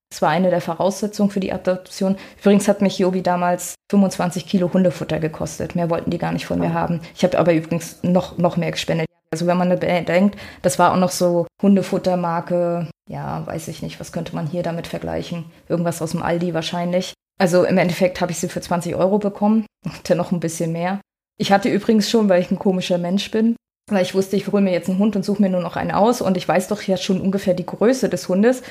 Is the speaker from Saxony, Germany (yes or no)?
no; Rostock, Mecklenburg-Vorpommern, Germany; born or raised there; moved away as an adult; also born or lived in Graal-Müritz / Mexico / Ruhr area